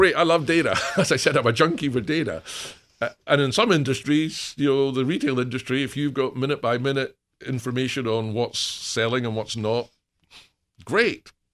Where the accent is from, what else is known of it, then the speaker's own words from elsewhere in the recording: Scotland, United Kingdom; moved away; being Scottish